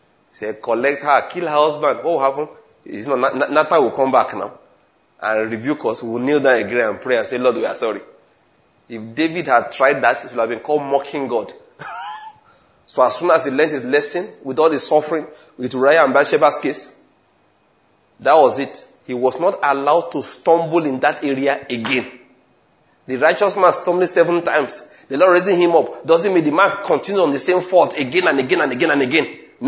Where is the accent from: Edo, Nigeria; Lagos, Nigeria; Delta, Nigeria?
Delta, Nigeria; Asaba; the chairman of the panel asked me, where are you from? I told him I was from Asaba.